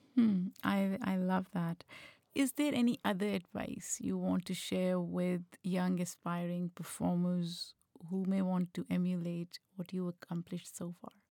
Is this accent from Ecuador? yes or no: no; Pakistan; moved away; Growing up in Pakistan